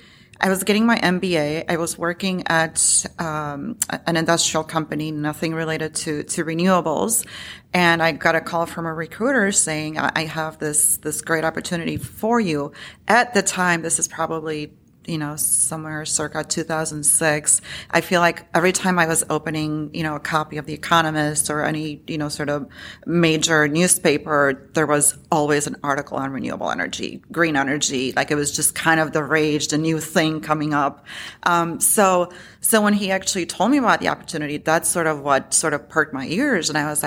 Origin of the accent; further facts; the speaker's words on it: Illinois, United States; now in Chicago, United States; Yeah, so I, you know, to your point, I am from Illinois. I live in Chicago.